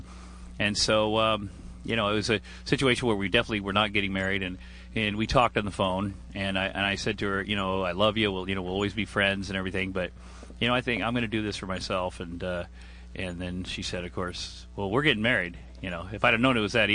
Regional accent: Iowa, United States; moved away as an adult; also born or lived in Minneapolis / Los Angeles; I grew up in Iowa, and in 1983 I moved to Minneapolis

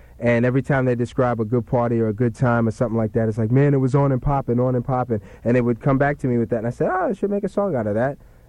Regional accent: New York, United States; moved away as an adult; also born or lived in England; I was raised in New York until I was about 18, and then came out to L.A. to go to college

